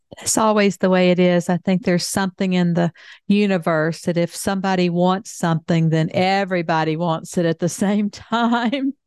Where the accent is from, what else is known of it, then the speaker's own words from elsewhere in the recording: the South, United States; I grew up in the South